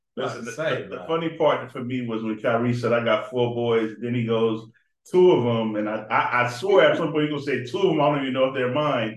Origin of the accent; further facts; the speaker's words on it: Boston, Massachusetts, United States; moved away; I'm from Boston.